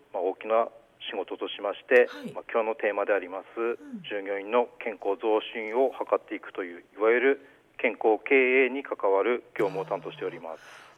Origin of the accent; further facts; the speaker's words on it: Goshogawara, Aomori, Japan; also born or lived in Hirosaki; 私は五所川原出身でして